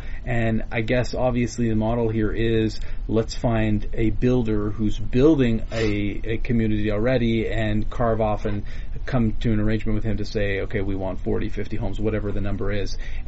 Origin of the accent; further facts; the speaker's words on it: Vancouver, British Columbia, Canada; now in Toronto, Canada; I myself moved. I'm from Vancouver originally.